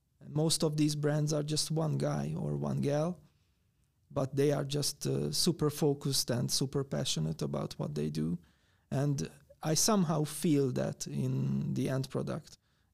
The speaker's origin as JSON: {"language": "English", "country": "Hungary", "said": "from Hungary"}